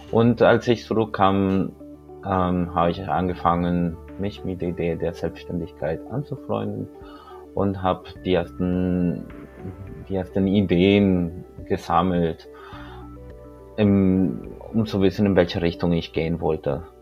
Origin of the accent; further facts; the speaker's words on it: Colombia; moved away as an adult; now in Germany; Ähm, ich bin in Kolumbien geboren. Ähm, ich bin dort in Kolumbien aufgewachsen. Und 2004 bin ich von Kolumbien nach Deutschland gekommen, um hier zu studieren